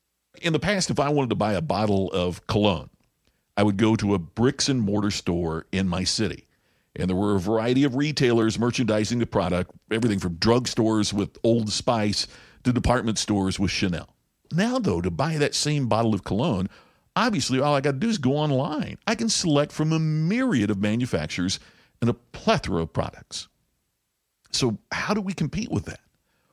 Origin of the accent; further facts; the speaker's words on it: Crothersville, Indiana, United States; Well, picture if you're running a diner in a small town like where I grew up in Crothersville, Indiana, and all of a sudden competition lands that you never anticipated.